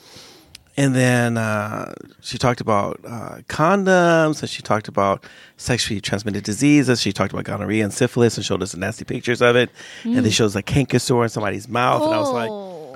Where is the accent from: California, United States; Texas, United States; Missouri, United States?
California, United States; San Francisco; I grew up in San Francisco